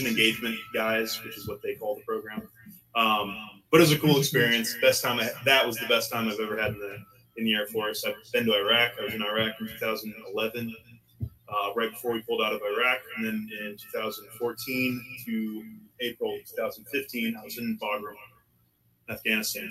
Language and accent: English; Pennsylvania, United States; I'm originally from Pennsylvania. I was born and raised country boy in the sixth of Pennsylvania.